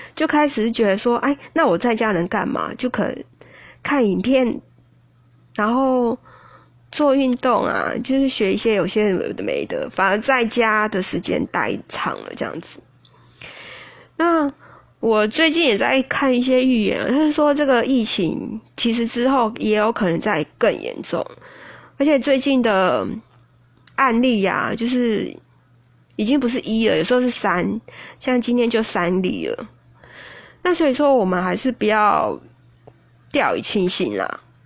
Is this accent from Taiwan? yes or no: yes; Taipei, Taiwan; 对我们台北人来说